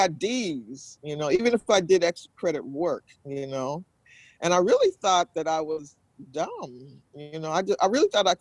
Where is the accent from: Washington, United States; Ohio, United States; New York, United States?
Washington, United States; Seattle; I'm from Seattle, Washington